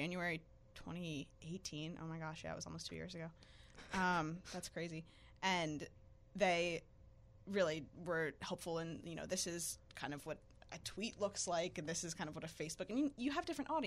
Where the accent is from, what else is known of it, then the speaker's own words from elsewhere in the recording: Philadelphia, Pennsylvania, United States; moved away as an adult; also born or lived in Richmond; I'm from Philadelphia, and I lived in various Philly suburbs for my whole life